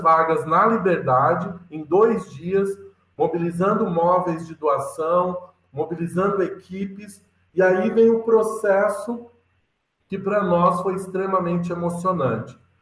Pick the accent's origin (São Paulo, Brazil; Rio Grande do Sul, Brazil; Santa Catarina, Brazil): Santa Catarina, Brazil; Lages; Sou catarinense da Serra aí, catarinense, sou lagiano